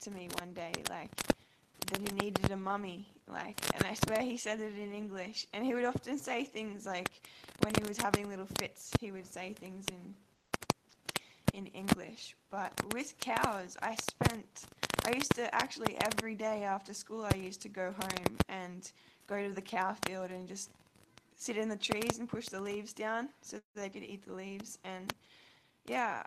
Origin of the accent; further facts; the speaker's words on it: Australia; now in Cairns, Australia; I'm from Australia. I just moved to Cairns, actually.